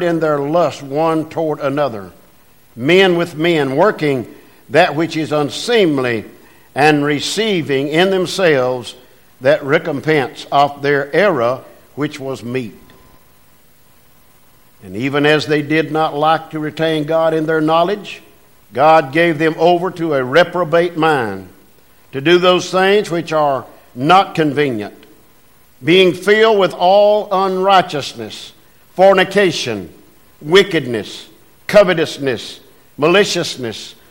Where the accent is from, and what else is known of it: United States